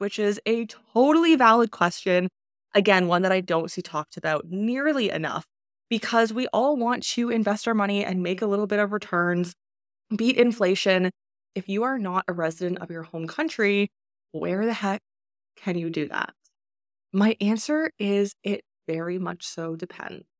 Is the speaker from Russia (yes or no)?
no; Canada; moved away as an adult; I was born in Canada, and because of that, I was default a Canadian resident. I lived there